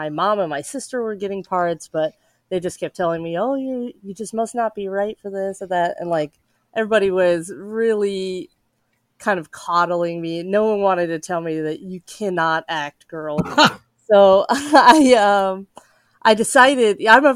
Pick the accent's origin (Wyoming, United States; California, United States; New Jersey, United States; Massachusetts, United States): Wyoming, United States; Casper; I am from Wyoming, a small town called Casper